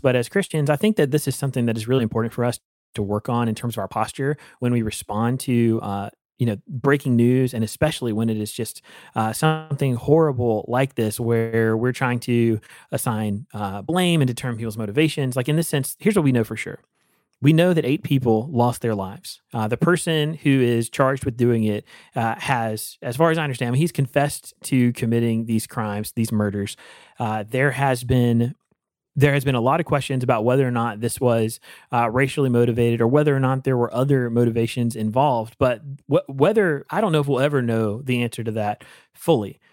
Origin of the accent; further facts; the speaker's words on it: Eastern North Carolina, United States; Growing up in Eastern North Carolina